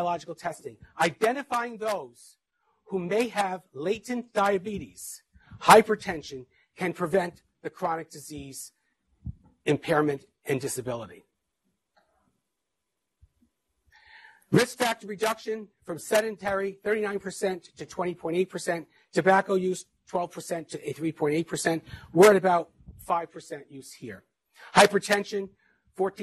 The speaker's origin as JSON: {"language": "English", "town": "Mount Vernon", "region": "New York", "country": "United States", "tie": "born or raised there", "said": "I grew up in Mount Vernon, New York"}